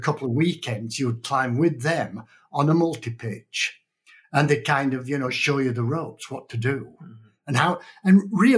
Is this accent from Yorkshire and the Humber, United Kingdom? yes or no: yes; Yorkshire and the Humber, United Kingdom; moved away as an adult; also born or lived in Canada; now in Reno, United States; I was born in Yorkshire in Northern England